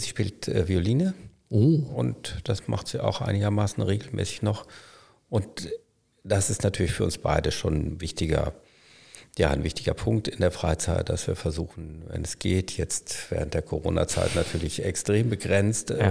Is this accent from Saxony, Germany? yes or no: no; Münster, North Rhine-Westphalia, Germany; ich komme aus Münster